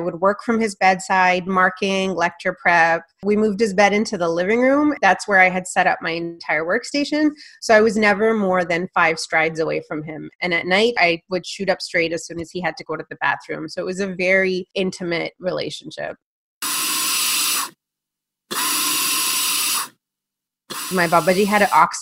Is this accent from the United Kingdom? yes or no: no; Canada; first language Punjabi; English is a second language; I was born a year after they came to Canada, and they raised me from scratch